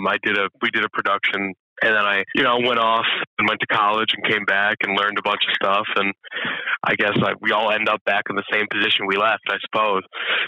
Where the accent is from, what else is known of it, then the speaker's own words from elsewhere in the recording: Scranton, Pennsylvania, United States; I am. I'm from Scranton. Yeah, and I just came back a little over a year ago at this point.